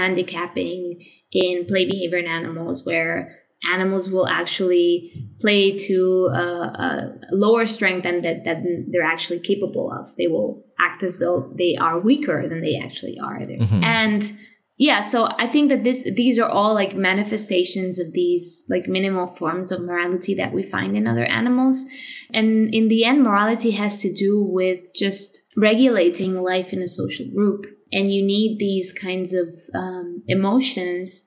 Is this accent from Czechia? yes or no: no; Spain; also born or lived in Madrid / Vienna